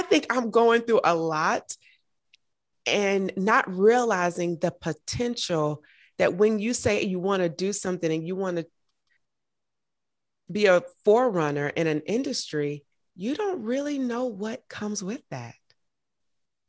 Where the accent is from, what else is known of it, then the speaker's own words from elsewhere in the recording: Augusta, Georgia, United States; I'm from Augusta, Georgia